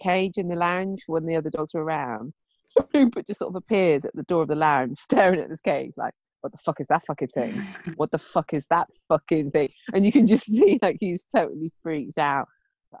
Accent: United Kingdom; We're quite funny as British people

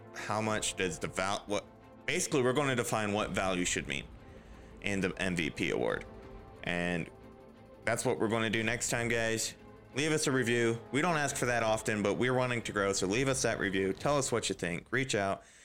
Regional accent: United States; As an American

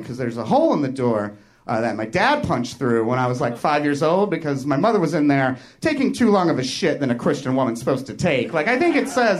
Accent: Kentucky, United States; moved away; also born or lived in Chicago; I came here from Chicago, but I'm originally from Kentucky.

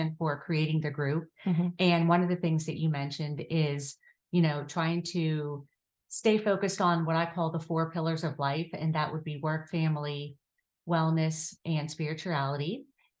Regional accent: Pittsburgh, Pennsylvania, United States; I am currently living in the South Hills and I am originally from Pittsburgh. And I love living here. I've lived here most of my life.

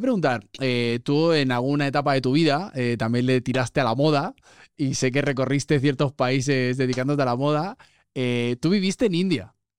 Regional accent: Spain; now in Mexico

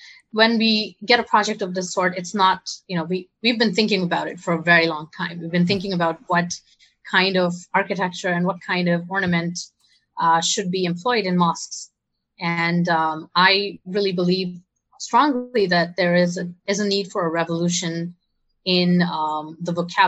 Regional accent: Saudi Arabia; also born or lived in India; I grew up in Saudi Arabia, and then I moved to India for my college education because my parents are from here

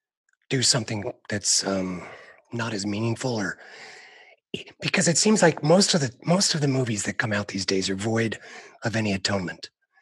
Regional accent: Utah, United States; my home state of Utah

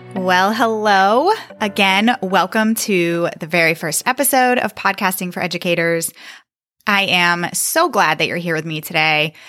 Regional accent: Northern Virginia, United States; I am from Northern Virginia

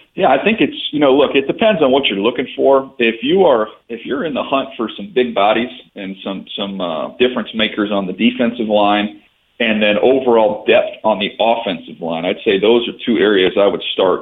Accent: San Diego, California, United States; moved away as an adult; also born or lived in Monroe, Louisiana; I was a kid who grew up in San Diego

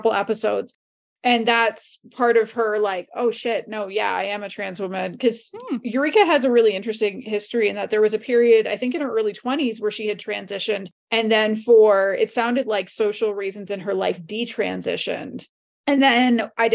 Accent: Canada; I'm a Canadian

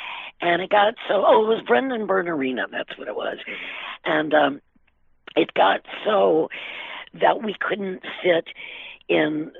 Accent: Cleveland, Ohio, United States; moved away; also born or lived in Springfield, Massachusetts / New York City; I was about 8, we moved to Ohio from Massachusetts

